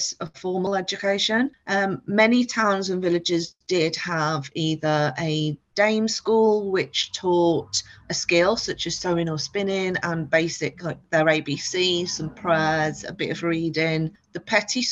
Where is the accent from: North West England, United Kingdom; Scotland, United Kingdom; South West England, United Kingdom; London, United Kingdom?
North West England, United Kingdom; Liverpool; moved away as an adult; also born or lived in the Midlands; I was brought up in Liverpool and left when I was 18 to go to university in the Midlands